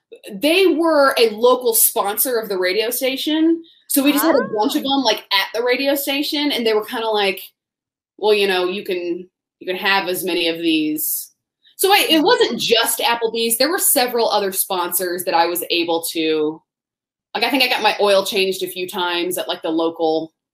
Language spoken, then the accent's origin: English; Tallahassee, Florida, United States; I grew up in Tallahassee, Florida, during a stretch of years where, I mean, and there were a lot of years that Florida State football was the pinnacle of college football.